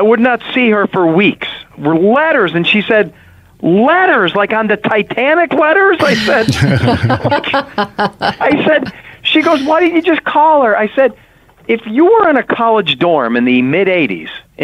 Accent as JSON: {"language": "English", "town": "Carbondale", "region": "Pennsylvania", "country": "United States", "tie": "born or raised there", "said": "I was from Carbondale"}